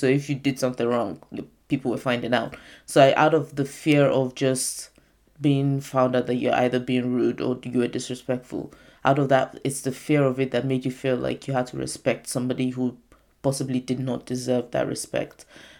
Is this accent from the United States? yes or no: no; United Kingdom; I'm not saying like being British, like there's no respect for older people. There's more of a thing about it in my Nigerian culture